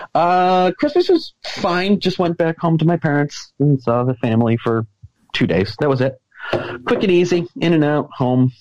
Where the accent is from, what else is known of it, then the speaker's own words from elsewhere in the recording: the Berkshires, Massachusetts, United States; my hometown in the Berkshires